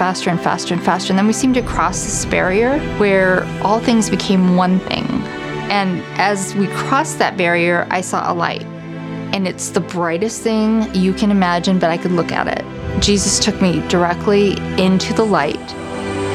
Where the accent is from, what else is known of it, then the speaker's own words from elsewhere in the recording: Council Bluffs, Iowa, United States; I grew up in Council Bluffs, Iowa, in a Jewish family